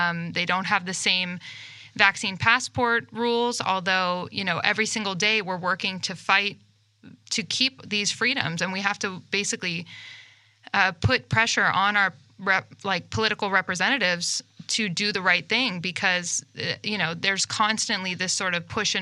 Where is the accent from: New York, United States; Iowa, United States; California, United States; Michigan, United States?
California, United States; moved away as an adult; now in Arizona, United States; I'm from California originally